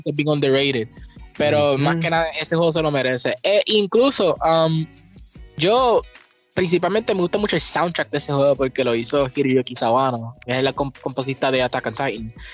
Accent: Puerto Rico

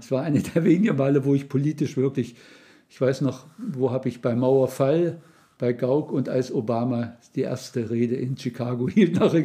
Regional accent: Saxony-Anhalt, Germany; ich komme aus Mitteldeutschland, aus dem Land Luthers, Sachsen-Anhalt

